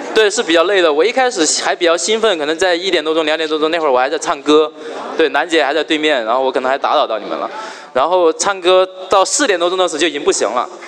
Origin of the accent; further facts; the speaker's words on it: Chongqing, China; 我是在重庆的大山里面长大的